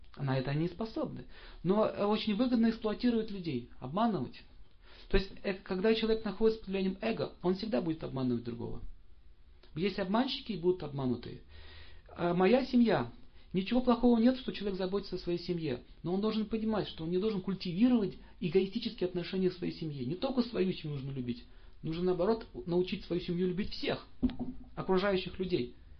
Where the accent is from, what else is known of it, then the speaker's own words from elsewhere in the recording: Saint Petersburg, Russia; я родился в Ленинграде